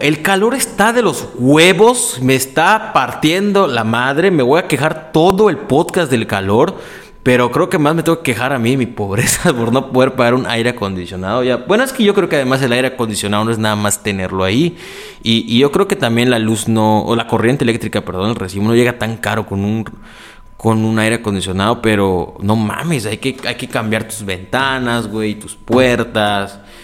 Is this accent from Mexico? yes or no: yes; Mexico; desde México